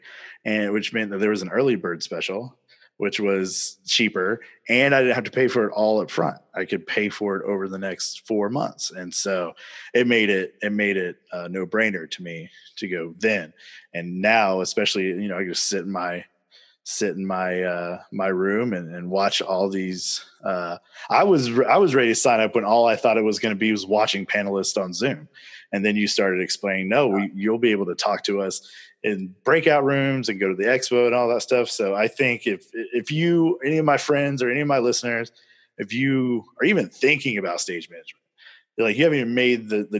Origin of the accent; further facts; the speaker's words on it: North Carolina, United States; I'm from North Carolina